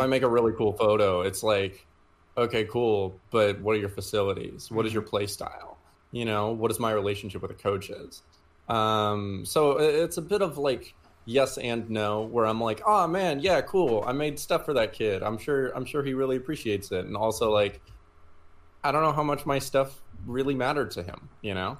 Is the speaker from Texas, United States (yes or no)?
yes; Houston, Texas, United States; also born or lived in Denton, Texas; I'm from Houston originally.